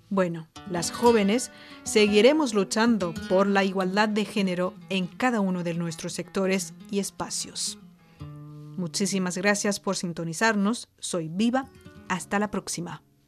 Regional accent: China; aquí en mi país

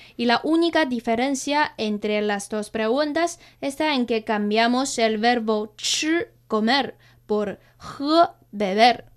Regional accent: China; nosotros los chinos

